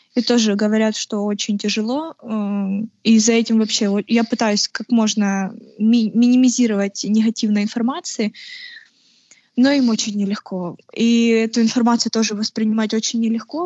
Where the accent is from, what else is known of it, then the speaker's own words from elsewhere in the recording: Kharkiv, Kharkiv Oblast, Ukraine; also born or lived in Henichesk, Kherson Oblast; я геничанка. Это Херсонская область. А, но живу в Харькове где-то с трех лет